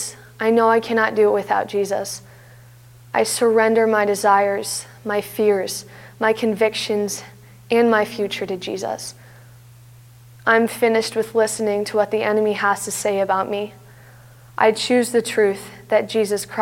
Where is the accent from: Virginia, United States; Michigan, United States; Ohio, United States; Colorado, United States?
Ohio, United States; Canton; I was born and raised in Canton, Ohio, where I've been a part of First Friends Church for my entire life.